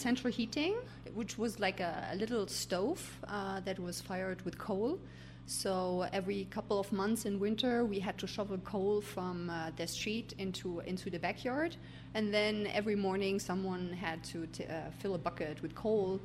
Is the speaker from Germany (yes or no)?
yes; East Germany, Germany; now in Santiago Atitlan, Guatemala; I was growing up in Eastern Germany. I was born in 1982